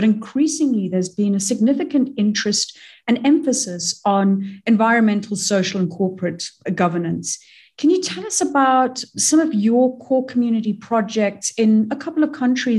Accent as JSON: {"language": "English", "town": "Kitwe", "region": "Copperbelt Province", "country": "Zambia", "tie": "born or raised there", "said": "I grew up in Kitwe on the Copper Belt in Zambia, and life was really just about the mine."}